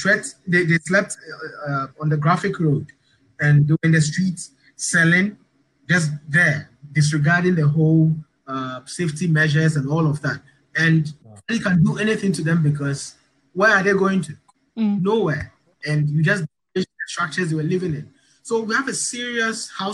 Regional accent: Accra, Greater Accra, Ghana; Jamestown, my hometown

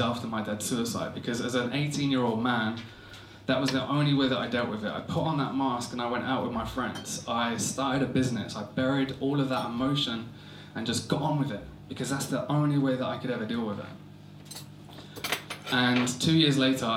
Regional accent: Essex, East of England, United Kingdom; I'm from Essex.

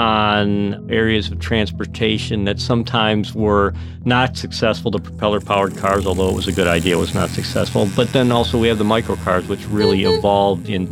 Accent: Romeo, Michigan, United States; I grew up in Romeo, right outside of Detroit, Michigan

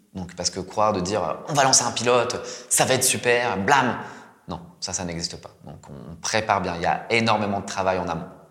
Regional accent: France; moved away as an adult; also born or lived in Japan; moi, en tant que Français

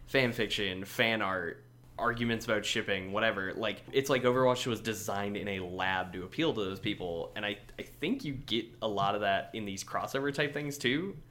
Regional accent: Minnesota, United States; I am a person from Minnesota, the United States of America

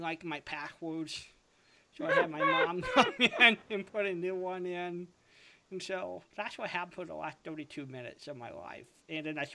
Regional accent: Costa Mesa, California, United States; my hometown in Costa Mesa, California

